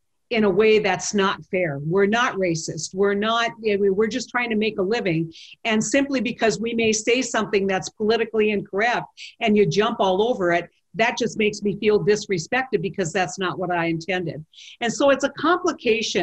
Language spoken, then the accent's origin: English; Mandan, North Dakota, United States; a redhead from Manador, North, small town North Dakota